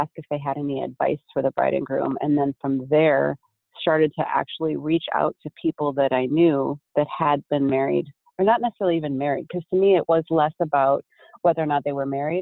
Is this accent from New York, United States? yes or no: no; Minneapolis, Minnesota, United States; now in Las Vegas, United States; I'm from Minneapolis originally